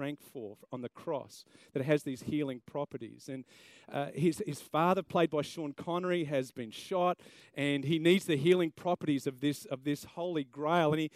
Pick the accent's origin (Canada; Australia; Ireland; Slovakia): Australia; South Australia; now in Queensland, Australia; I'm from South Australia originally, so I love the AFL